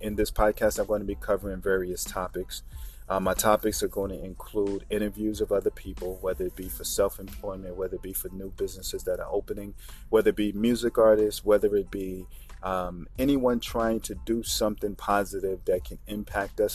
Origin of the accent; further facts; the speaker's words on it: New York, United States; I grew up in New York